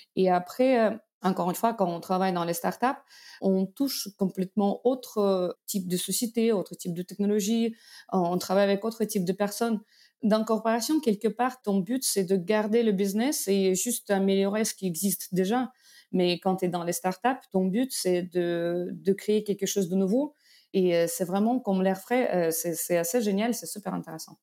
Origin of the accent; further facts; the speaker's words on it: Belarus; French is a second language; moved away as an adult; also born or lived in Moscow, Russia; now in France; D'origine, je suis de Biélorussie.